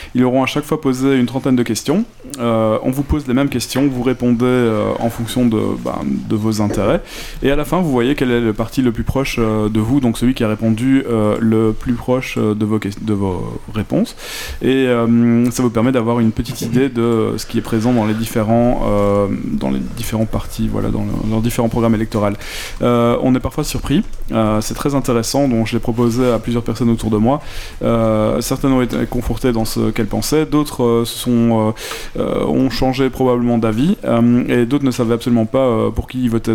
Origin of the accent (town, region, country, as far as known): Belgium